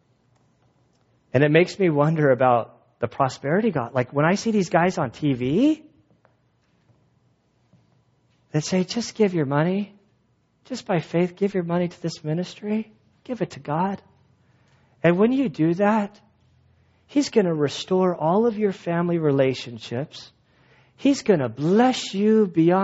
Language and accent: English; United States; As an American Christian